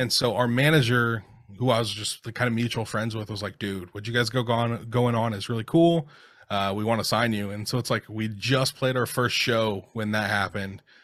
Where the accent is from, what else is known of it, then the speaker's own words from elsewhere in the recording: Seattle, Washington, United States; during the time I was growing up in the Seattle scene